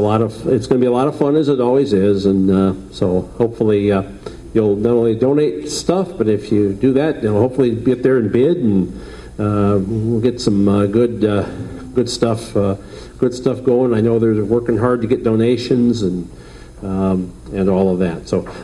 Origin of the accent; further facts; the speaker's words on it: Chicago, Illinois, United States; I'm from Chicago. So we're both from Chicago.